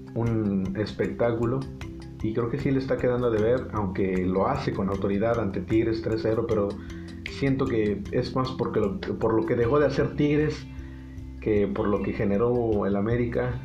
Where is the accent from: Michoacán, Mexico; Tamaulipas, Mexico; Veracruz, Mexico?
Veracruz, Mexico; now in Monterrey, Mexico; Su servidor eh, radica aquí, soy originario de Veracruz